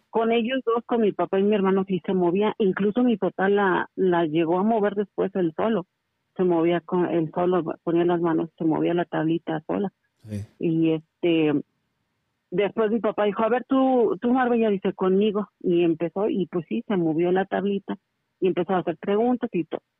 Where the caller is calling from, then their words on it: Querétaro, Mexico; estoy llamando de la ciudad de Querétaro.